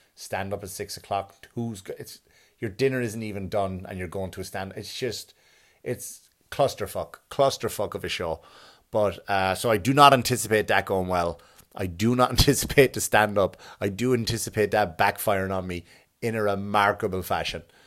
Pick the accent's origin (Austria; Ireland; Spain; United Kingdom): Ireland; Enniscorthy, Leinster; my hometown